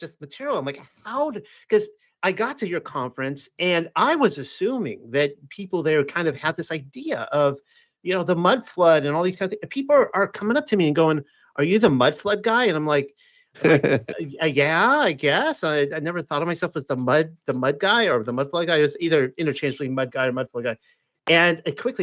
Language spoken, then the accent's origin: English; South Carolina, United States; moved away; also born or lived in Missouri; I'm from South Carolina